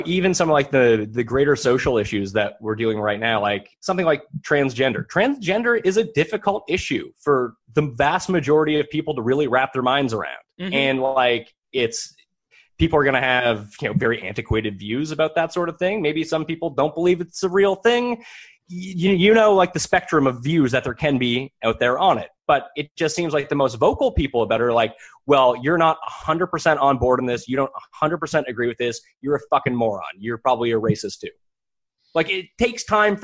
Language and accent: English; Halifax, Nova Scotia, Canada; moved away; I'm from Halifax. It's a great city. I would love to live in Halifax again someday